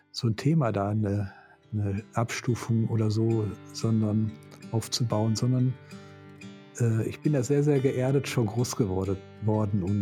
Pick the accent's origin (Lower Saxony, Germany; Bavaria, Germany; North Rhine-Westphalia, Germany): North Rhine-Westphalia, Germany; born there; ich komme gebürtig aus dem Ruhrgebiet